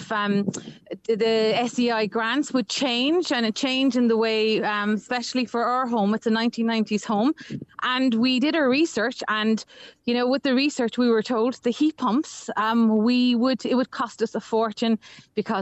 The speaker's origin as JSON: {"language": "English", "country": "Ireland", "tie": "born or raised there", "said": "growing up in Ireland"}